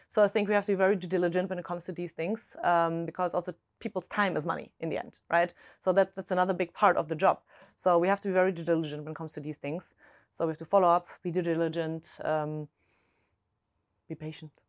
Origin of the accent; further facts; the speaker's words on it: Germany; accent: German; English is a second language; moved away; originally I'm German, if my accent hasn't given it away